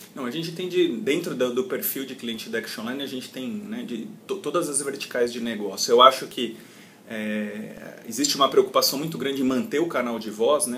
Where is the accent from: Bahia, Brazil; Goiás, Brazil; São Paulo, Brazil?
São Paulo, Brazil; sou paulista, aqui da cidade de São Paulo